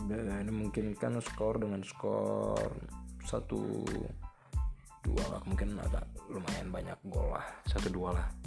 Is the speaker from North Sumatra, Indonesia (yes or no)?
yes; Medan, North Sumatra, Indonesia; Asal saya dari Medan.